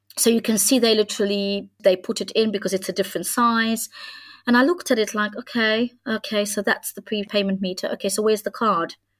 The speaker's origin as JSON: {"language": "English", "country": "Hungary", "moved": "yes", "said": "I come from Hungary"}